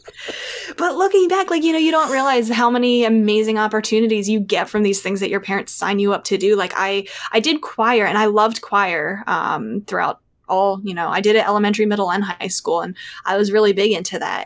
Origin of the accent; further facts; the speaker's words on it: outside of Philadelphia, Pennsylvania, United States; I still live in the same hometown that I grew up in, um, outside of Philadelphia, about thirty minutes out of the city.